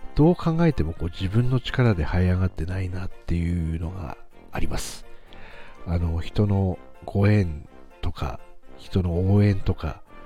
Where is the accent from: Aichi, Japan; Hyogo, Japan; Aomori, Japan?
Aomori, Japan; 自分も青森ですし